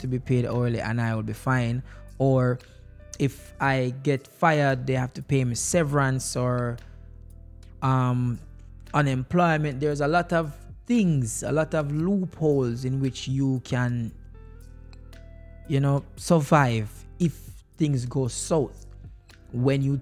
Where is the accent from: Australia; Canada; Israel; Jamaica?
Jamaica; moved away; growing up in Jamaica